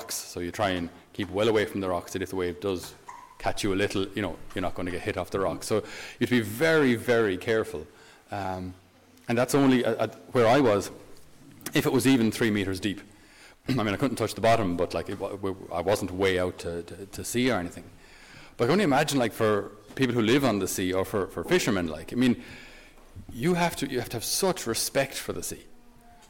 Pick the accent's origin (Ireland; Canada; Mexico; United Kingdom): Ireland; Tipperary, Munster; I'm from Tipperary. So Tipperary is a landlocked county